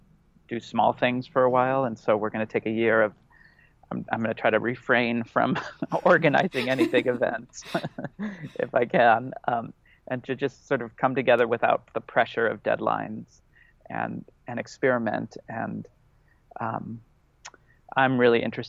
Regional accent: Los Angeles, California, United States; I grew up in Los Angeles

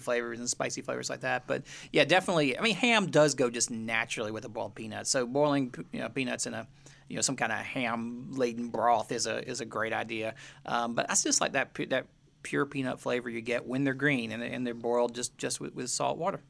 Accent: United States; now in Charleston, United States; where I grew up in Western Carolinas

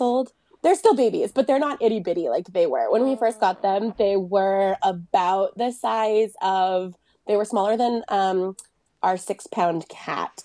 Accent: United States; also born or lived in France; now in Nevada, United States; I grew up in Lake Tahoe

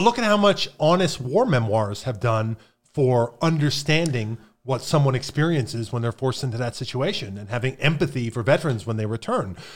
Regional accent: Pennsylvania, United States; moved away; I grew up in Pennsylvania

